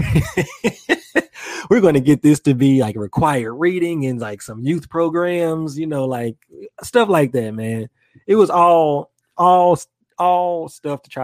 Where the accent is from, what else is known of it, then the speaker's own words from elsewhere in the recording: Memphis, Tennessee, United States; moved away; I'm from Memphis